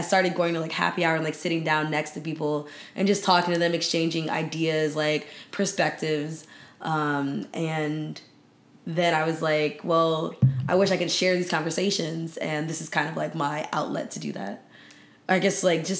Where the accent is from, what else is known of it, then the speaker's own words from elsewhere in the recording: Maryland, United States; I'm from Maryland